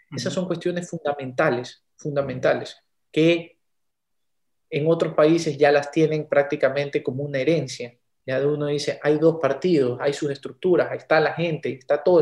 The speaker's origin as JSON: {"language": "Spanish", "country": "Ecuador", "said": "nos debe importar como los ecuatorianos"}